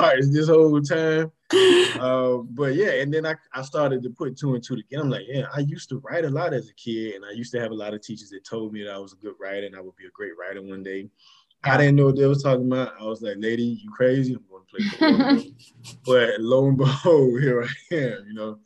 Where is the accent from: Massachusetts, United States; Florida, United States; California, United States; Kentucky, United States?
Florida, United States; Miami; Born and raised in Miami, Florida